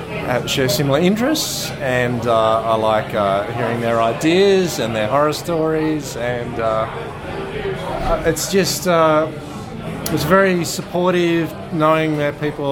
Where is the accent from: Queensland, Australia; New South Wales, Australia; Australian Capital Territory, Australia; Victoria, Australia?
New South Wales, Australia; Wollongong; I was born in Wollongong, and I've never taken a job outside of the area, and I'm very, very fond of not travelling.